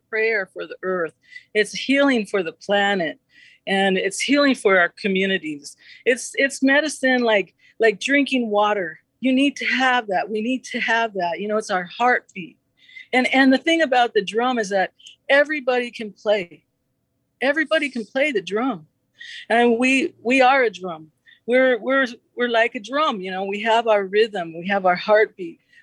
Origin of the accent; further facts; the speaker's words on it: Southwest, United States; I'm a Chicana from the Southwest